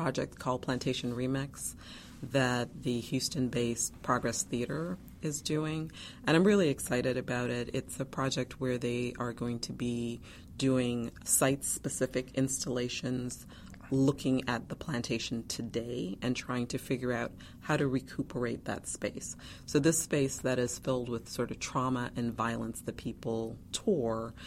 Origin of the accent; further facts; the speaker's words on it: Guyana; now in Chapel Hill, United States; I was born in Guyana, South America